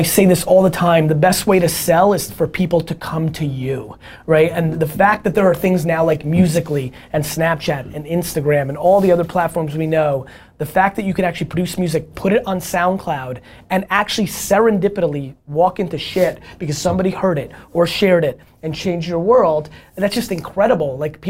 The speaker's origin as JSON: {"language": "English", "country": "Belarus", "tie": "born there", "moved": "yes", "said": "I was born in Belarus, in the former Soviet Union. Mm-hmm. We came here, we were super poor."}